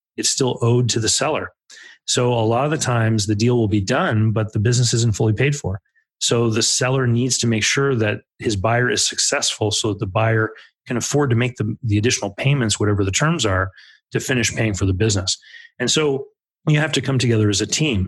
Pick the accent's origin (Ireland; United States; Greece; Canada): Canada; Growing up in Canada